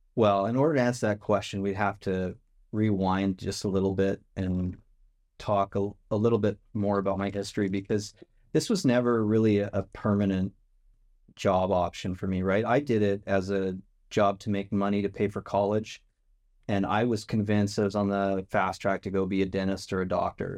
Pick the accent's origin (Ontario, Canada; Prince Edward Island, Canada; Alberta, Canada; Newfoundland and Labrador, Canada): Alberta, Canada; Lethbridge; it's south of Calgary. And so if you know Calgary Flames or the Calgary Stampede, that was, that's how I grew up, around those kind of things